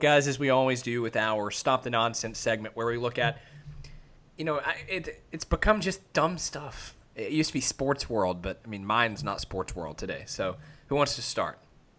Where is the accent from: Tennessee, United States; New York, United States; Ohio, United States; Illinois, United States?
Tennessee, United States; Columbia; my hometown of Columbia, Tennessee